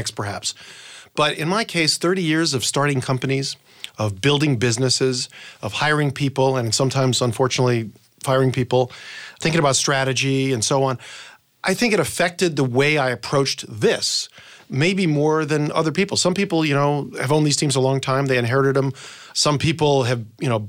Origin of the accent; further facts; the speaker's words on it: New Bedford, Massachusetts, United States; moved away; also born or lived in Southern California; I was in New Bedford, Massachusetts, where I grew up, small town